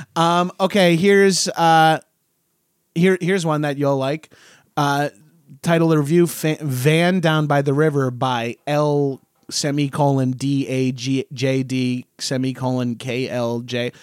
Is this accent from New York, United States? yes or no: yes; Long Island, New York, United States; I grew up in Long Island, just outside of New York.